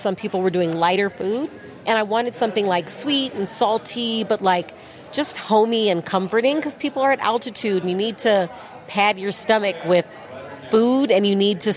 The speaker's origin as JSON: {"language": "English", "town": "Chicago", "region": "Illinois", "country": "United States", "tie": "born or raised there", "said": "I grew up in Chicago, so that's the hometown"}